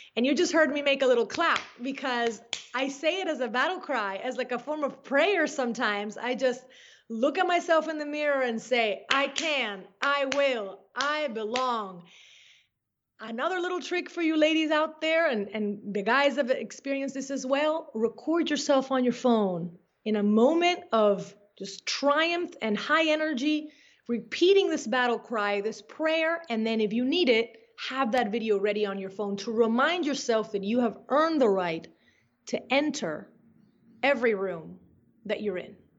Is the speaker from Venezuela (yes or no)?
yes; Caracas, Capital District, Venezuela; moved away as an adult; also born or lived in Brainerd, Minnesota; now in United States; I was born in the beautiful Caracas, Venezuela, which to me is a place that has always been filled with nature and magic and wonder. And I grew up lucky enough to have a family, especially my dad, who really wanted me to appreciate my hometown